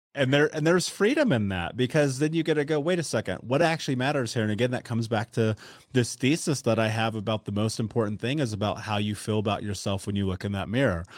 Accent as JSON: {"language": "English", "country": "United States", "tie": "born or raised there", "moved": "yes", "said": "I grew up in the United States"}